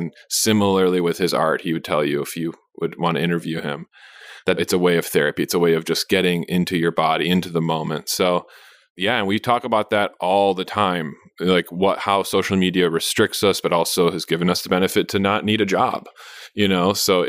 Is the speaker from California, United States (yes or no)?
yes; San Francisco, California, United States; born there; I was born in San Francisco and I was just like a city baby and my parents are from a big city in Romania.